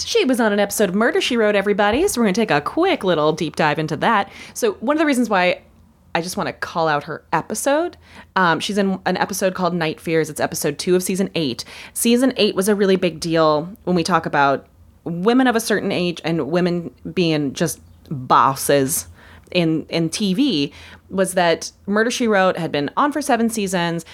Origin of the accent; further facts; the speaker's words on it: Minnesota, United States; as a Minnesotan